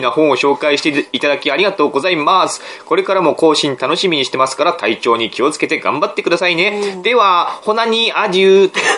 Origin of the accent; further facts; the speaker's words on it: Aomori, Japan; 我々の青森